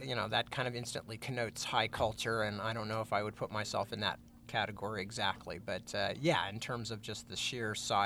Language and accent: English; Northern California, United States; also born or lived in London; I'm pretty quintessentially Northern Californian in a lot of ways